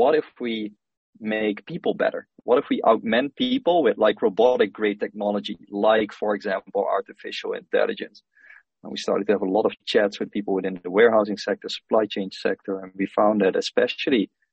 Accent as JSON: {"language": "English", "town": "Helden", "region": "Limburg", "country": "Netherlands", "tie": "born or raised there", "also_born_or_lived": "Rotterdam, Netherlands", "moved": "as an adult", "lives_now": "Singapore", "said": "I'm originally from the Netherlands. I grew up in a small town called Helden."}